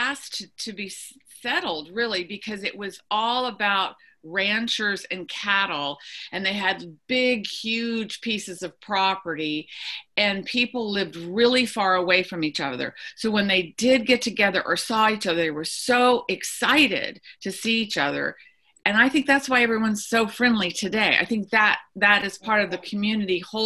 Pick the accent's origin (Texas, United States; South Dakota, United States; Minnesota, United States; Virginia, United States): Texas, United States; Lubbock; also born or lived in Eastern New Mexico / Amarillo, Texas; I grew up in Eastern New Mexico and West Texas